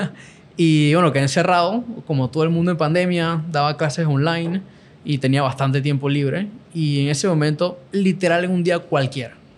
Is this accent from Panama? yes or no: yes; Panama; soy de Panamá